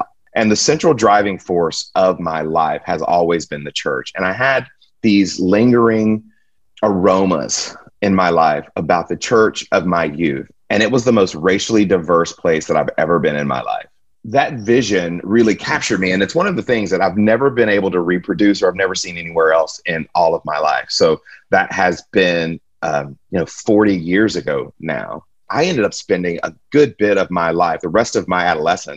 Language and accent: English; Stone Mountain, Georgia, United States; moved away as an adult; also born or lived in Jackson, Mississippi / Abilene, Texas; now in Houston, United States; I was born in Jackson, Mississippi. We moved, I think I was in 6th or 7th grade. We moved to Atlanta, Georgia, and I grew up in Stone Mountain.